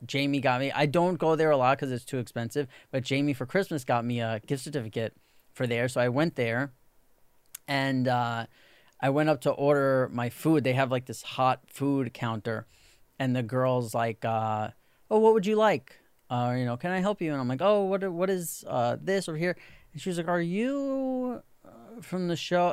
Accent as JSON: {"language": "English", "town": "New York City", "region": "New York", "country": "United States", "tie": "born or raised there", "said": "when you grow up in New York City"}